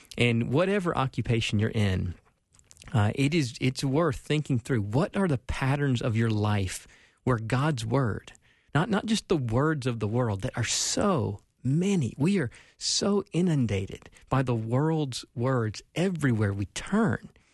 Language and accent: English; Spartanburg, South Carolina, United States; accent: South Carolina; moved away as an adult; now in Minnesota, United States; I was born and raised Southern Baptist in Spartanburg, South Carolina